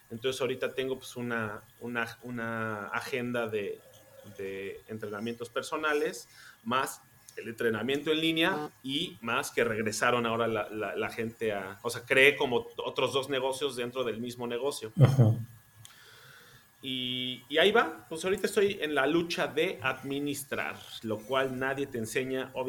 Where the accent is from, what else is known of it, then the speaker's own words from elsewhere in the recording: Mexico; now in Germany; De cómo somos los mexicanos acá en Alemania. Em, me fui al Mundial a Brasil, después regresé a México, eh, hice esta última novela y ya me, vine para Alemania.